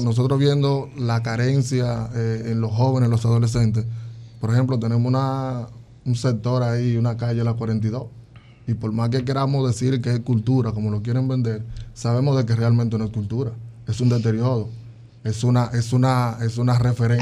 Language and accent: Spanish; Dominican Republic; nosotros como nación, como República Dominicana